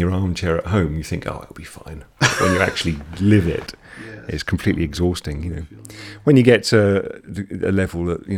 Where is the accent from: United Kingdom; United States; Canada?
United Kingdom; England